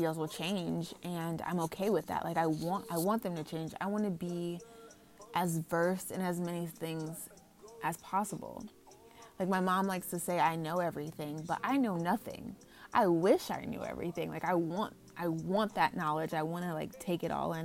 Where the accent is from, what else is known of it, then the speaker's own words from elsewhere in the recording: United States; also born or lived in Los Angeles, California; I'm from here, like, I'm an American